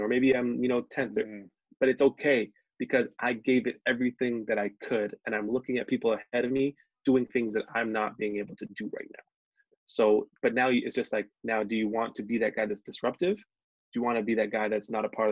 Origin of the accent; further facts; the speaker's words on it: Hamilton, Ontario, Canada; moved away; I'm from Hamilton